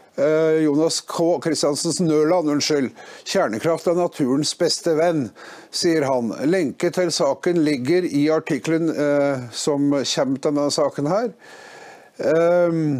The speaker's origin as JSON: {"language": "Norwegian", "region": "Innlandet", "country": "Norway", "said": "Jeg kommer fra Østerdalen"}